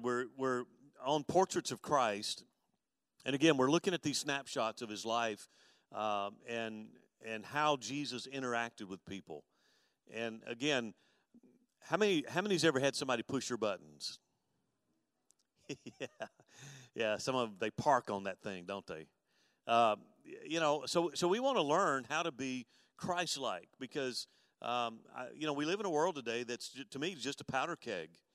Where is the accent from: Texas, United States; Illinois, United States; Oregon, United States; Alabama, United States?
Alabama, United States; Mobile; moved away; also born or lived in Dallas; I grew up in Mobile, and of course, I lived in I lived in West Mobile